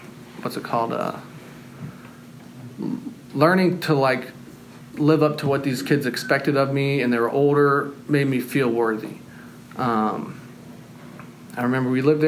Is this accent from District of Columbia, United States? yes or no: no; North Carolina, United States; moved away as an adult; also born or lived in Austin, Texas / Seattle; When I was 6 years old, me and my mom and my dad and my little brother, we all moved to North Carolina